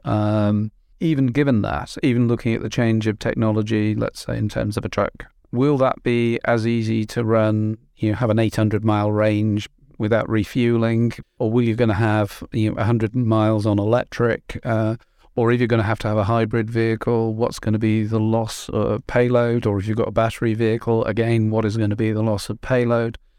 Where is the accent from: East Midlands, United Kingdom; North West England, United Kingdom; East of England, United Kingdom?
North West England, United Kingdom; Merseyside; moved away; I'm, I'm from Merseyside originally